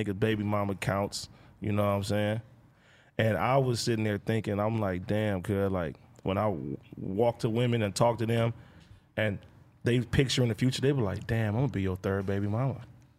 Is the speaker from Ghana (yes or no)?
yes; Ghana; I'm from Ghana.